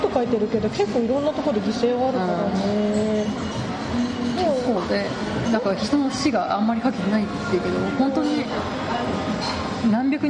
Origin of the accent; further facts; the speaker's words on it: Kazo, Saitama, Japan; うちの地元加須とか